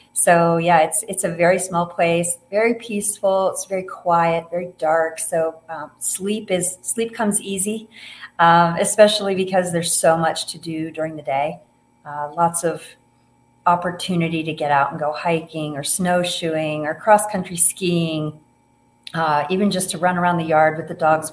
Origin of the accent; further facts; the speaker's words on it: Ohio, United States; moved away as an adult; also born or lived in Colorado; now in Montana, United States; I grew up in Ohio